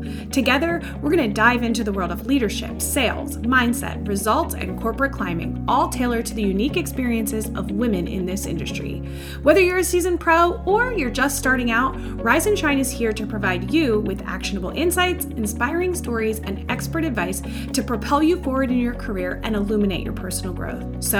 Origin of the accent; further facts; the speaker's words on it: Charlotte, North Carolina, United States; here in my hometown of Charlotte